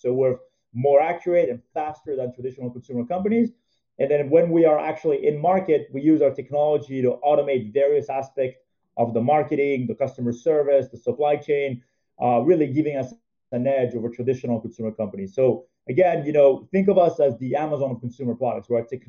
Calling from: New York, United States; I'm calling in from New York. Been here through the entire pandemic and very productive working from home.

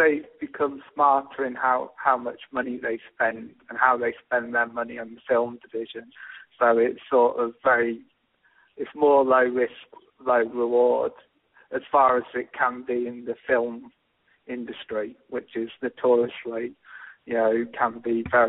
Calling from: Sheffield, Yorkshire and the Humber, United Kingdom; from Sheffield in England.

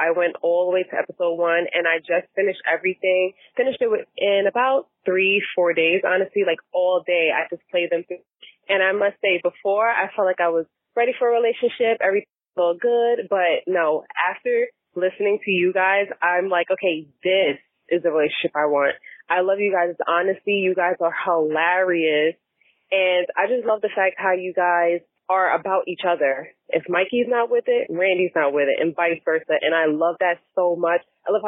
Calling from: New York, United States; I'm calling from New York

